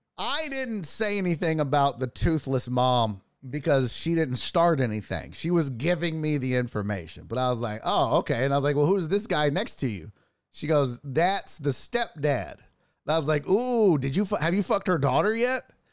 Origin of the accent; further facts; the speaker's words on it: Houston, Texas, United States; I'm from Houston